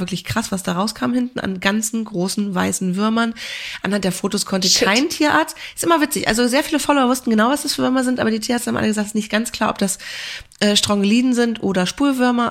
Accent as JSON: {"language": "German", "area": "near Kiel", "region": "Schleswig-Holstein", "country": "Germany", "moved": "yes", "said": "Ich komme ja auch ursprünglich aus der Nähe von Kiel"}